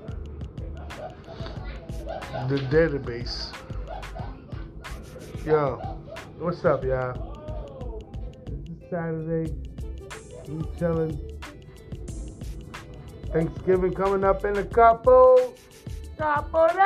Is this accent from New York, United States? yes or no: yes; New York City, New York, United States; I'm from New York City